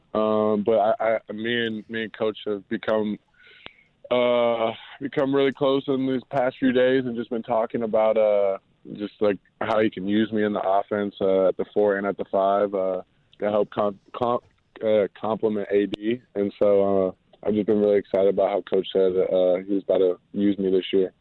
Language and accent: English; Cincinnati, Ohio, United States; moved away; I grew up, I'm from Cincinnati